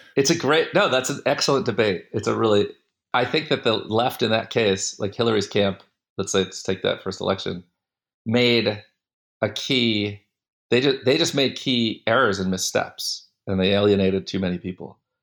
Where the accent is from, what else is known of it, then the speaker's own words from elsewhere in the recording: Windsor, Connecticut, United States; also born or lived in West Hartford, Connecticut; I grew up in Windsor, Connecticut, and West Hartford, Connecticut.